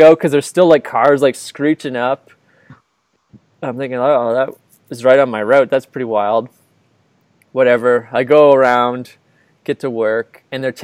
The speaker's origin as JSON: {"language": "English", "country": "Canada", "said": "I'm here from Canada. I just arrived"}